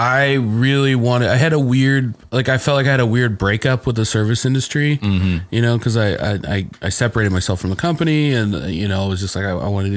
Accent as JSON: {"language": "English", "region": "Indiana", "country": "United States", "said": "I'm black from Indiana"}